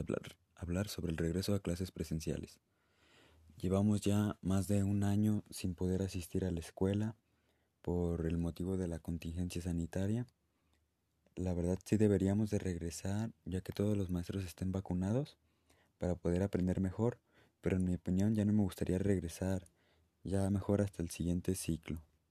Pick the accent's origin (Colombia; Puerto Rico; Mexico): Mexico; Guadalajara, Jalisco; soy de Guadalajara, Jalisco